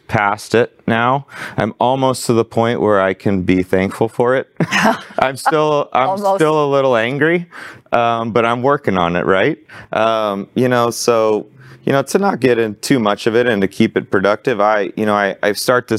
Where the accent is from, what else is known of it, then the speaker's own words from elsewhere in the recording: Arlington, Texas, United States; growing up in Arlington, I worked out at a Gold's Gym and this hole in the wall Metroflex